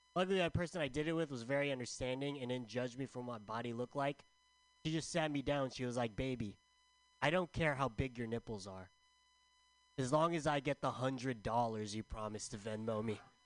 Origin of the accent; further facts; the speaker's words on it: San Diego, California, United States; also born or lived in San Francisco; I'm from San Diego.